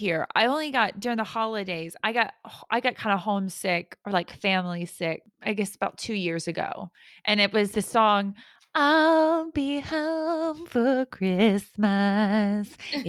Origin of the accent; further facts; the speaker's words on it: Georgia, United States; now in United Kingdom; Georgia, that's my home state.